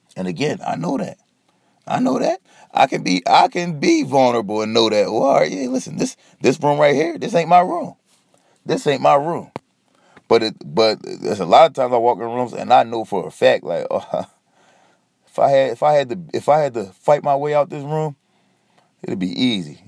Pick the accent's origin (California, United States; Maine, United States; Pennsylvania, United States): Pennsylvania, United States; Philadelphia; I'm from Philly